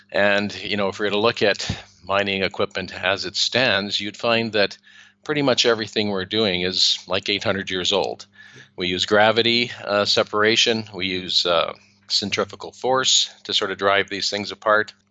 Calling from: Spain; I'm I'm calling in from Spain, and it's really sunny here.

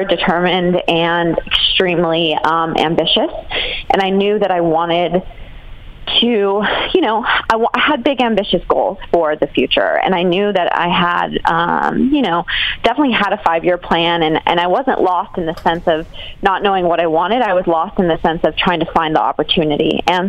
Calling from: Austin, Texas, United States; I'm calling in from Austin, Texas.

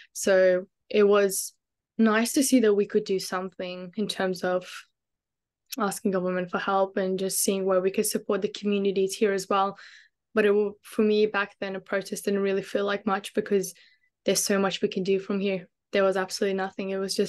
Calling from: Brisbane, Queensland, Australia; I'm joining you guys from Brisbane, Wagewain. Glad to be here. Currently in the process of moving to Melbourne, actually.

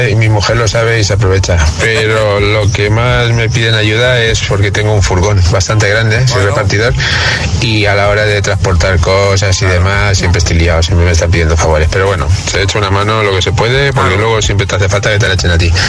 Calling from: Valencia, Valencian Community, Spain; de Valencia.

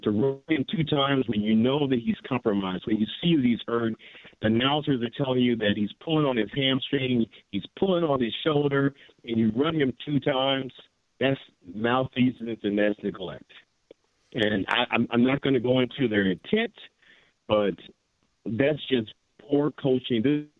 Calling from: Cognac, Nouvelle-Aquitaine, France; Yeah, I'm actually calling from Cognac, France, and I usually don't call in to talk shows

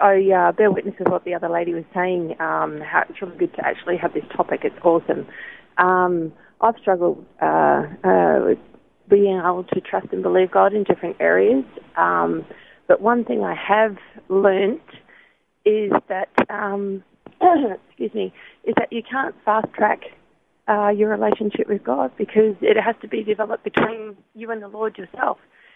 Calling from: Logan, Queensland, Australia; I'm calling from Underwood.

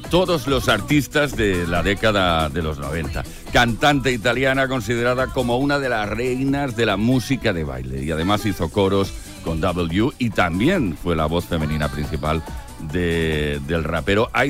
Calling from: Las Palmas, Canary Islands, Spain; de Las Palmas.

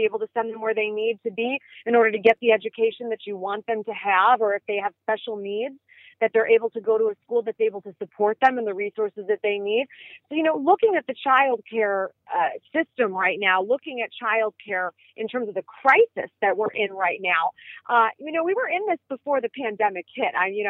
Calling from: Chicago, Illinois, United States; I sure am. I'm joining you from Chicago.

